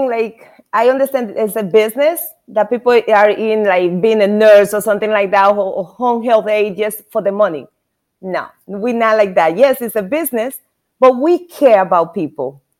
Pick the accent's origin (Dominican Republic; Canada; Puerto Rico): Dominican Republic; also born or lived in New York; now in Naples, United States; But I am from the Dominican Republic.